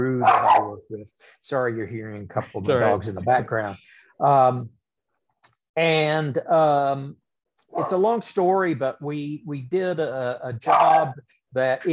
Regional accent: Topeka, Kansas, United States; they built Heartland Park Topeka, which was a giant road course / drag strip in my hometown

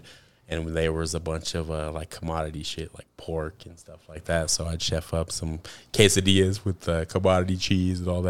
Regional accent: Denver, Colorado, United States; I myself originate from Colorado, born and raised, always lived Mile High, stayed a Mile High

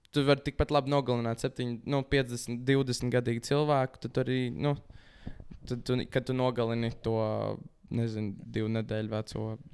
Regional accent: Latvia; mēs esam latvieši

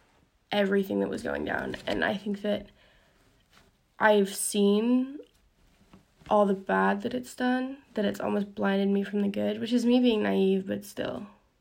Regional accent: United Kingdom; also born or lived in Italy; now in United States; because I live in the US, and I'm British, and Italian

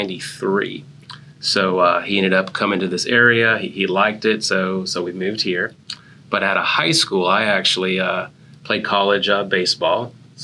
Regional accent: Hawaii, United States; And that's where I ended up graduating high school. So as you can imagine, growing up in Hawaii, that was a hard time.

